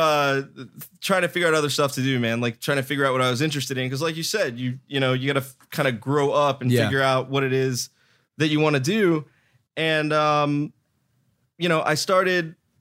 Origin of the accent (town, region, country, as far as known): Miami, Florida, United States